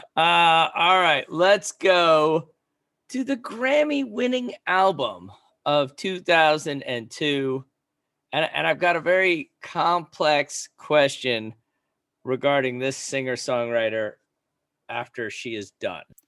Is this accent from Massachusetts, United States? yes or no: yes; Boston, Massachusetts, United States; my hometown